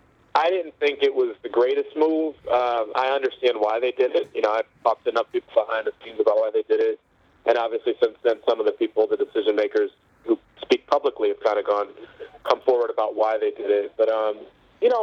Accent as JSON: {"language": "English", "town": "Chicago", "region": "Illinois", "country": "United States", "tie": "born or raised there", "said": "I grew up in Chicago"}